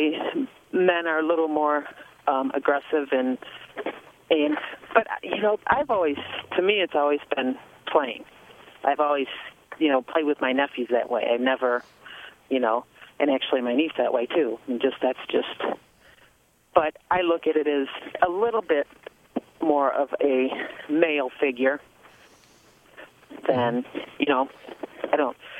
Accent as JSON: {"language": "English", "town": "Dearborn Heights", "region": "Michigan", "country": "United States", "tie": "born or raised there", "also_born_or_lived": "Oakland County, Michigan / Ypsilanti, Michigan"}